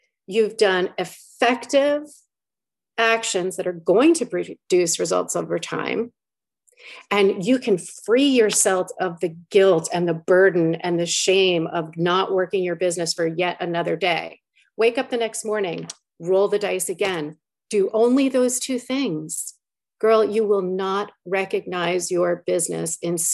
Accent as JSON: {"language": "English", "region": "New York", "country": "United States", "said": "I'm from New York"}